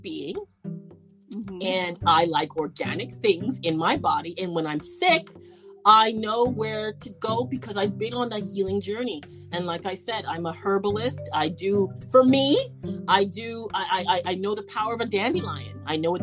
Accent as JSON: {"language": "English", "country": "Canada", "said": "And I'm from Canada"}